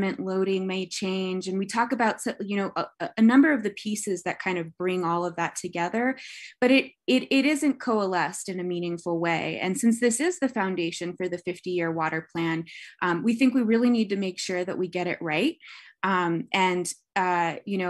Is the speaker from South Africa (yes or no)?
no; El Paso, Texas, United States; now in Albuquerque, United States; I grew up in El Paso, so south of Elephant Butte Reservoir